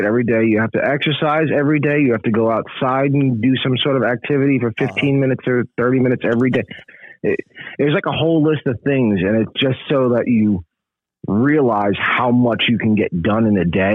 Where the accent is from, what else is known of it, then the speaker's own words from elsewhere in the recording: New York City, New York, United States; accent: New Yorker; moved away as an adult; growing up in the Bronx